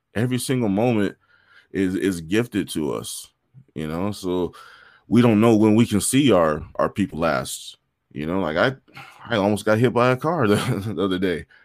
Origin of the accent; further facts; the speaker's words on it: San Bernardino, California, United States; also born or lived in Hollywood, California / Inglewood, California / Whittier, California; at about the age of six, they divorced. They, had, they split up, and I came out here to San Bernardino, and I've been here in surrounding areas ever since.